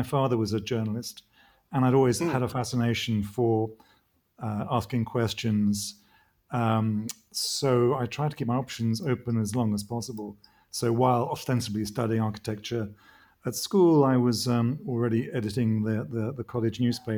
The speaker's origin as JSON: {"language": "English", "region": "London", "country": "United Kingdom", "tie": "born or raised there", "accent": "pretty English", "said": "I was born in Britain after the war in the 50s, and grew up slightly culturally dispossessed, in that I sounded pretty English, but I had this kind of middle European name, which was puzzling growing up in London."}